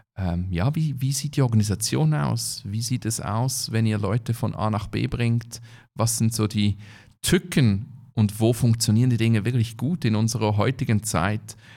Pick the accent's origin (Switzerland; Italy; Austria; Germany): Switzerland; bei uns in der Schweiz